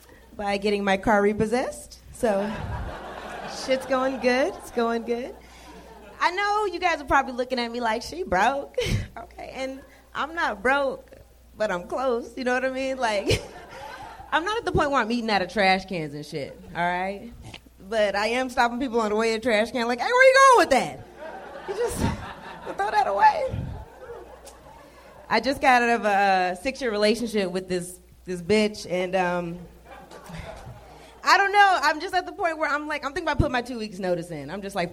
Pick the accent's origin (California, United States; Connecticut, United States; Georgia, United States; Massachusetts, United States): Georgia, United States; Atlanta; now in Los Angeles, United States; Atlanta, technically.